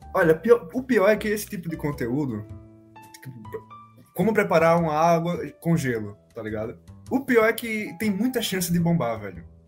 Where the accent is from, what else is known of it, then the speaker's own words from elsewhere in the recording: Maceió, Alagoas, Brazil; eu sou de Maceió